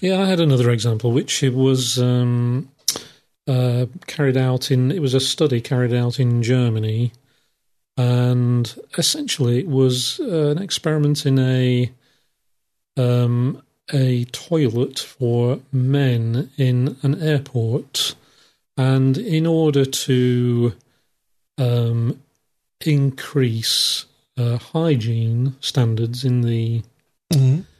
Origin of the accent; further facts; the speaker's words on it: England, United Kingdom; I'm English